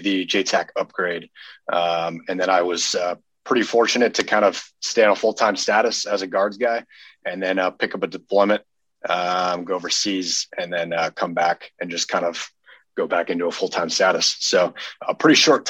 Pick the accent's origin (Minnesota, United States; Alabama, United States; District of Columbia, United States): Minnesota, United States; moved away as an adult; also born or lived in Idaho; I'm originally from Minnesota, so kind of an oddball coming into the Idaho unit